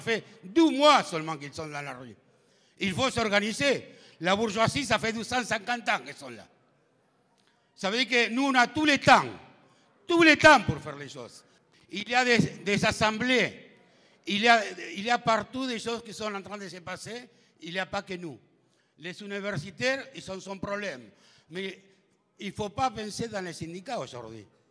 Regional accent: Argentina; French is a second language; moved away as an adult; now in Paris, France; je viens de l'Argentine.

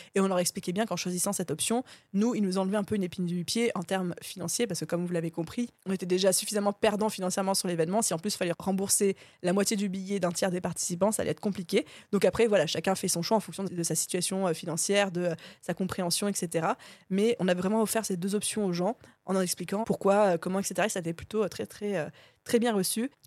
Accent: France; on est, pour la plupart d'entre nous, on est français

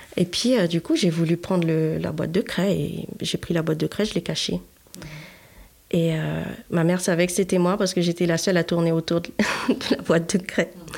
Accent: Haiti; j'ai grandi en Haïti, alors forcément à la dure

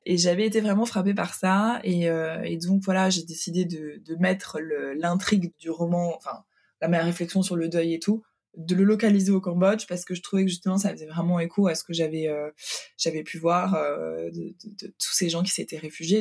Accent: Hungary; now in Paris, France; je suis née en Hongrie

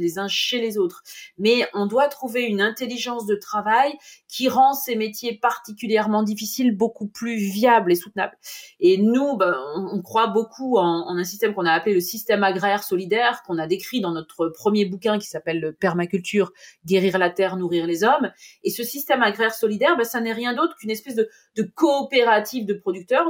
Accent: Normandy, France; chez nous en Normandie

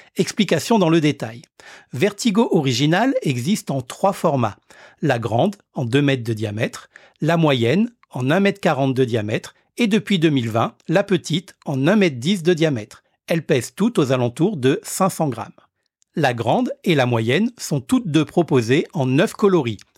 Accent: Réunion; chez nous à La Réunion

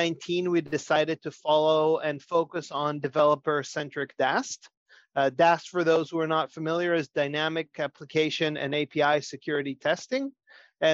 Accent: Israel; moved away as an adult; now in United States; I'm originally from Israel, but have been in the US for many years

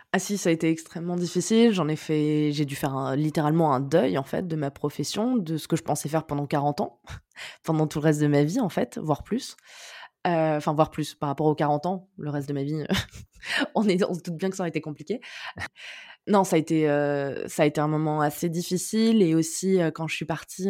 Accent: near Cannes, Provence-Alpes-Côte d'Azur, France; moved away as an adult; also born or lived in Neuilly-sur-Seine; now in Paris, France; on a déménagé quand j'avais un peu moins de 8 ans, mais je suis née, j'ai grandi à Neuilly-sur-Seine. Et après, on a déménagé dans le sud, dans une, dans une petite ville à côté de Cannes, dans les Alpes-Maritimes

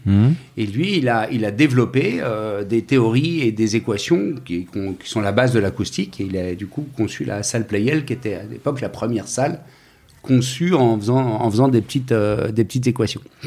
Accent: Paris, Île-de-France, France; je suis né à Paris. Je suis parisien, famille de Parisiens

